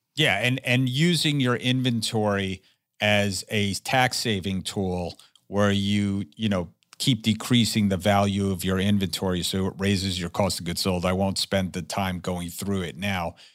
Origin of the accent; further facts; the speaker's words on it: New Jersey, United States; my home state of New Jersey